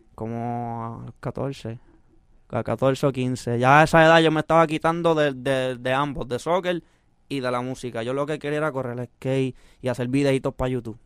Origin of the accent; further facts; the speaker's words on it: Puerto Rico; also born or lived in San José, California; Yo soy boricua de corazón, pero mexicano de sangre